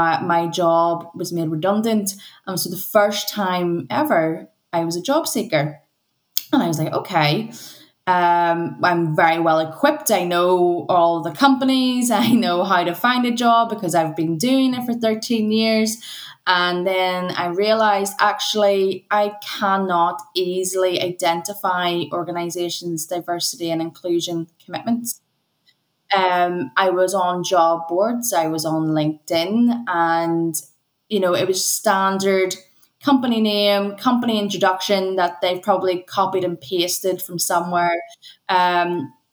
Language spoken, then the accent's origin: English; Northern Ireland, United Kingdom; going to an integrated secondary school, growing up in Northern Ireland.